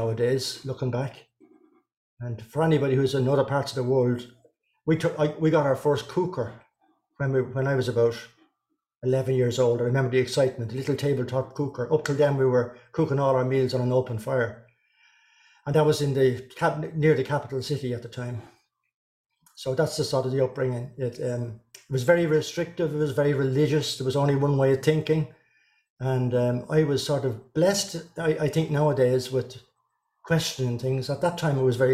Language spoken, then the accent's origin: English; North County Dublin, Leinster, Ireland; So I was born in North County Dublin.